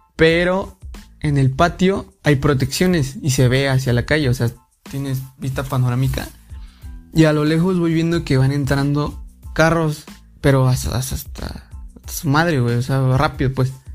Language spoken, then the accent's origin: Spanish; Mexico; yo pues como como buen mexicano